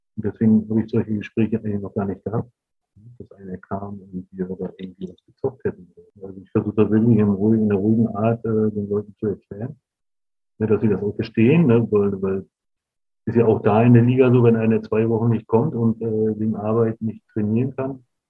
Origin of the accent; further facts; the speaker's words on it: Rostock, Mecklenburg-Vorpommern, Germany; dahin, wo ich groß geworden bin